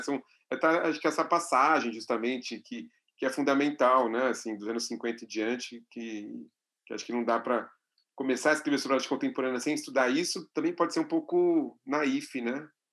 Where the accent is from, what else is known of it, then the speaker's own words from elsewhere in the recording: São Paulo, Brazil; como vivo e nasci em São Paulo, sempre vivi aqui